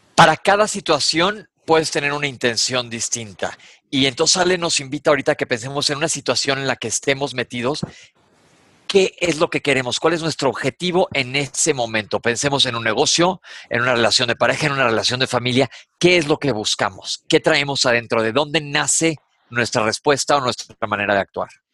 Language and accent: Spanish; Mexico; Aquí en México decimos